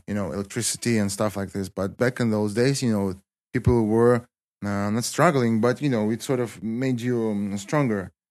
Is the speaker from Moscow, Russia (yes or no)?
no; Kislovodsk, Stavropol Krai, Russia; English is a second language; also born or lived in Spartanburg, South Carolina, United States; most of my life, I stayed in, uh, my hometown.